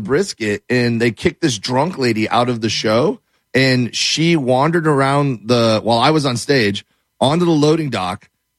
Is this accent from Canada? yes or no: no; Miami, Florida, United States; … and I are both from Miami